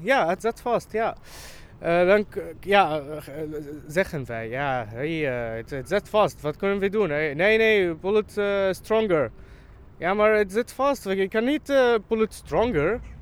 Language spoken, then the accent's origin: Dutch; Syria; Dutch is a second language; moved away as an adult; now in Amsterdam, Netherlands; Ik kwam uit Syrië